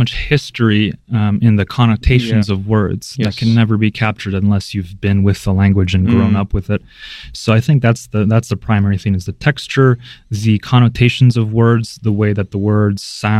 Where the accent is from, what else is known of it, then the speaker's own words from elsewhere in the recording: United States; also born or lived in Belarus; I was only a few years old, I think two or maybe even less, when my parents moved to the States.